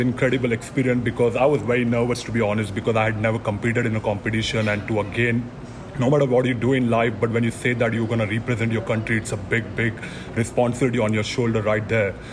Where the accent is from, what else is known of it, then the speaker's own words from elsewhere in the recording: India; moved away as an adult; now in Houston, United States; I grew up in India eating Indian food